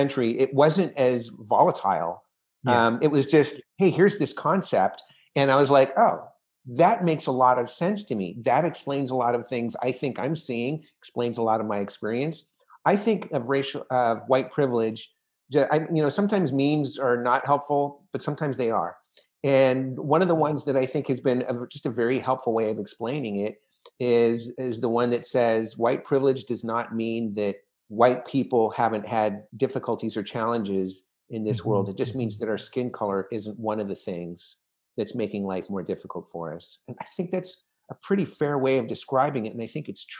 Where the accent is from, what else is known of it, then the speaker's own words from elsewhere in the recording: Orange County, California, United States; I grew up in the 70s and 80s and, you know, we're both from Orange County